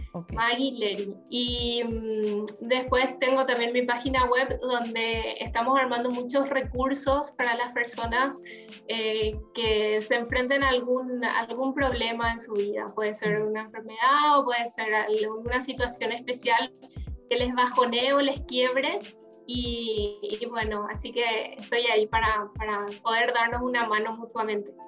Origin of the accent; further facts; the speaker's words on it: Paraguay; moved away as an adult; now in Uruguay; yo soy paraguaya, em, mm. Eh, y viví toda mi vida en Paraguay, pero desde hace un año estoy viviendo acá en Uruguay